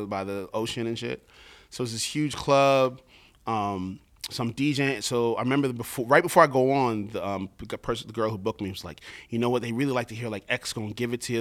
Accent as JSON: {"language": "English", "region": "New York", "country": "United States", "tie": "born or raised there", "said": "growing up in New York"}